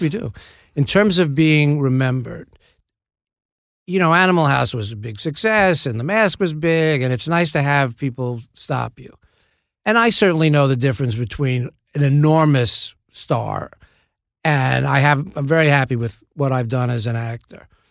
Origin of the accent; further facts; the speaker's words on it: New York City, New York, United States; I grew up in the Bronx